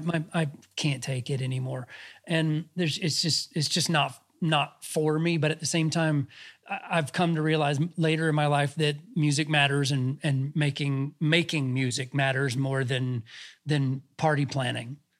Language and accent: English; Georgia, United States; also born or lived in Los Angeles, United States; now in Nashville, United States; I'm from Georgia, and I go back down there a lot to see my, my family